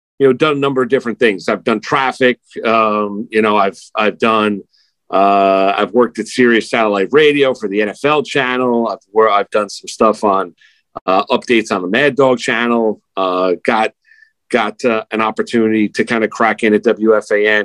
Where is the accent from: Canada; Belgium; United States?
United States; Rockland County, New York; also born or lived in Jackson Heights, Queens, New York; I grew up in Rockland County. I was born in Jackson Heights, Queens